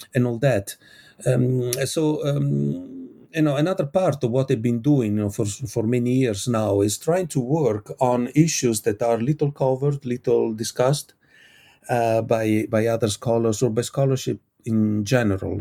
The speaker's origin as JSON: {"language": "English", "country": "Italy", "said": "I come from Italy. We have beautiful beaches"}